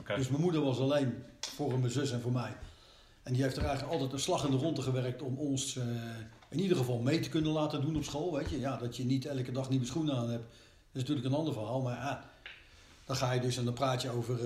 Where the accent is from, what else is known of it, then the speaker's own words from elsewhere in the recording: The Hague, South Holland, Netherlands; Dus ik ben geboren in, eh, in Den Haag. Maar we zijn, toen ik vier jaar was, zijn we terug naar Scheveningen verhuisd